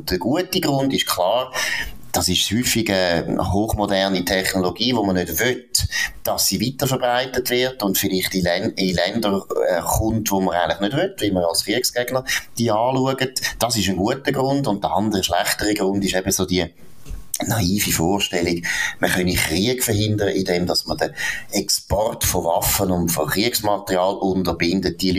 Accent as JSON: {"language": "German", "country": "Switzerland", "said": "dann ist immer beliebt, dass wir uns als Schweizer halt auch wir sind einfach der geeignete Sündenbock"}